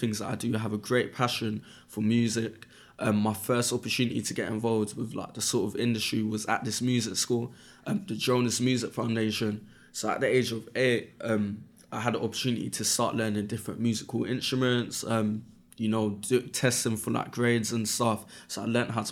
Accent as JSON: {"language": "English", "region": "London", "country": "United Kingdom", "said": "I'm from Brixton, and in Brixton at that time, 14 years ago"}